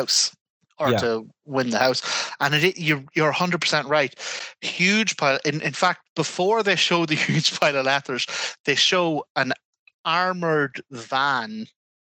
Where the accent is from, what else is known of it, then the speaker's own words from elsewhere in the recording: Armagh, Northern Ireland, United Kingdom; I'm from Armagh